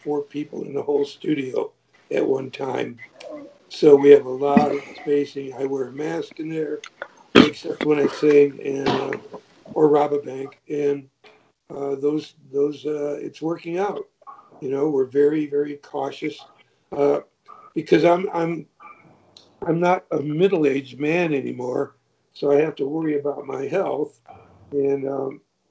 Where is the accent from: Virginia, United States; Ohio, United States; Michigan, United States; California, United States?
Michigan, United States; moved away as an adult; now in Georgia, United States; I'm from Michigan, spent my whole life there